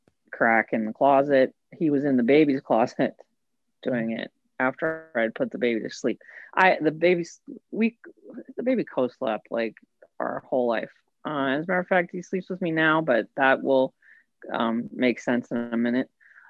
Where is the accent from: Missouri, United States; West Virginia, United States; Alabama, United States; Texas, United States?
West Virginia, United States; I got that from my mother. It's a Southern thing. I'm from West Virginia. We're just friendly like that.